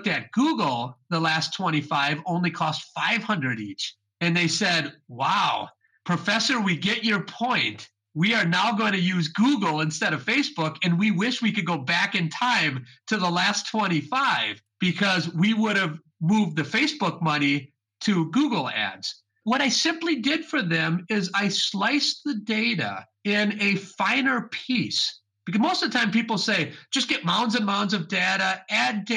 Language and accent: English; Wisconsin, United States; also born or lived in Chicago; I was raised in Wisconsin